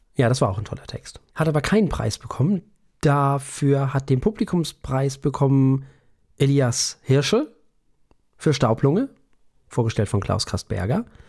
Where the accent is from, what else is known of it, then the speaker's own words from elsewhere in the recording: Germany; hier bei uns in Deutschland